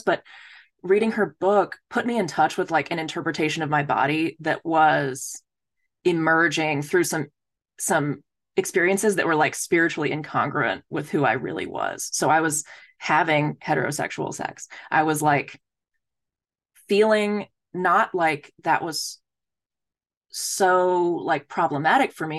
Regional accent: Dallas, Texas, United States; moved away as an adult; also born or lived in Philadelphia; I'm from Texas

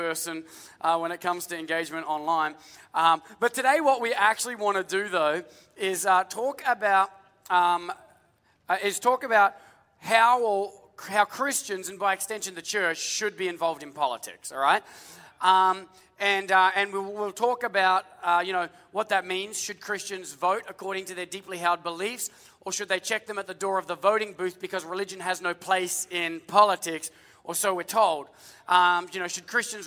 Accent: Australia; now in United States; as an Australian

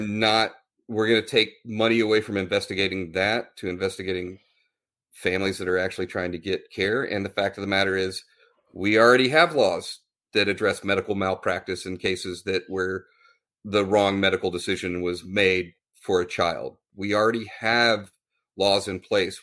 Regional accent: Texas, United States; Scott and I went to high school together. We were raised in the Texas public school system

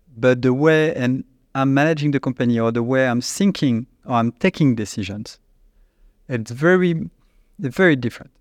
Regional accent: Annecy, Auvergne-Rhône-Alpes, France; born or raised there; accent: French; English is a second language; also born or lived in China

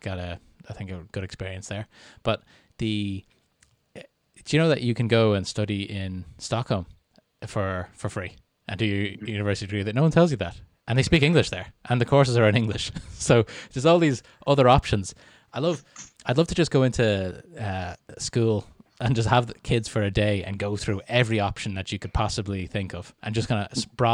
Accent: Canada; born there; I was born in Canada and lived there on and off for 9 years.

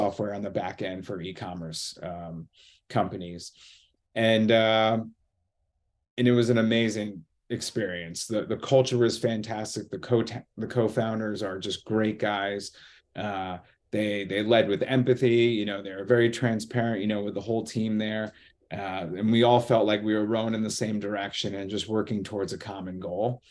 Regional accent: United States; moved away; also born or lived in Boston / New York City; I'm originally from the Connecticut, New York border

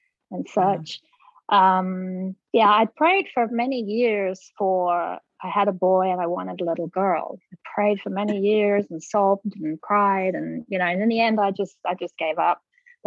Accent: England, United Kingdom; now in Birmingham, Alabama, United States; I'm originally from England, and I've lived here

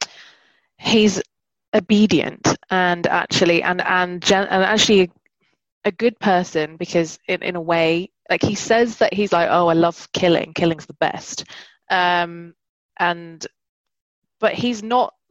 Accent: London, United Kingdom; moved away; I'm from London

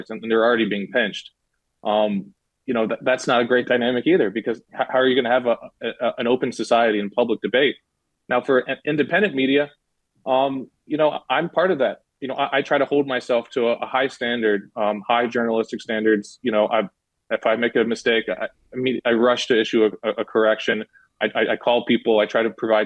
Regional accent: United States; I'm an American

